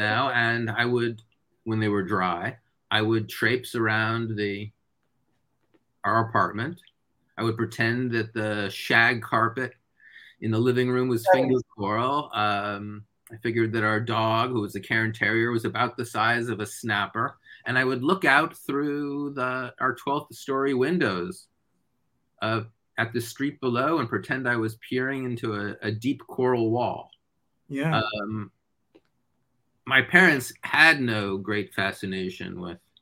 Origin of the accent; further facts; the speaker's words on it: New York City, New York, United States; I grew up in Manhattan on the Upper West Side.